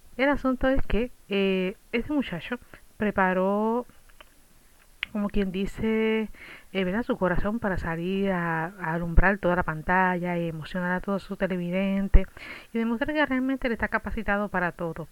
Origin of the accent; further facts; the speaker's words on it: Puerto Rico; somos ciudadanos americanos